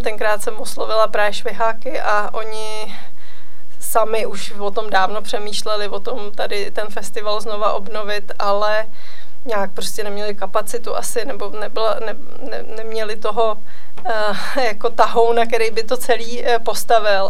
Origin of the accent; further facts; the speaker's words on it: Mariánské Lázně, Karlovy Vary Region, Czechia; Já jsem se narodila v Mariánských lázních v roce 79, takže ještě eh, v minulém režimu, takže já jsem těch prvních deset let prožila